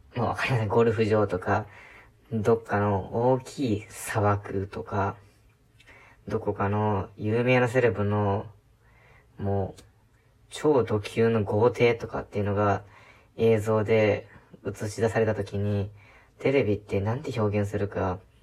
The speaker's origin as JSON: {"language": "Japanese", "country": "Japan", "tie": "born or raised there", "moved": "as an adult", "said": "田舎で生まれ、そしてそこで育った"}